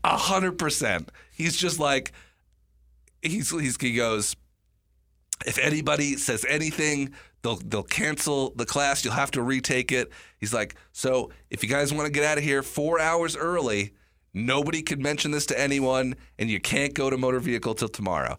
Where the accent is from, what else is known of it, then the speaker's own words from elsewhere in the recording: New York, United States; moved away; I was born in New York